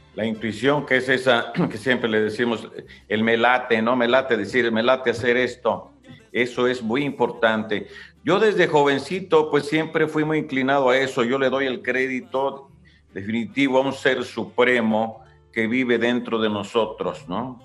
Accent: Ario de Rosales, Michoacán, Mexico; ahí en Área de Rosales, de donde yo soy

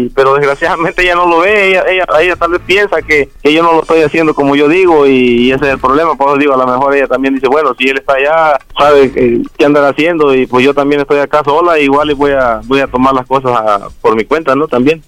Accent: Jalisco, Mexico; moved away; also born or lived in Guerrero; me crié en Jalisco

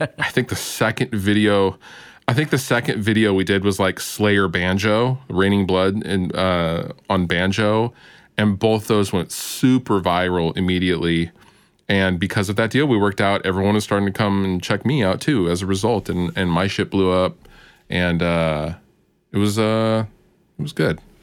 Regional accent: Seattle area, the Northwest, Washington, United States; It's the Seattle area. I'm from the Northwest

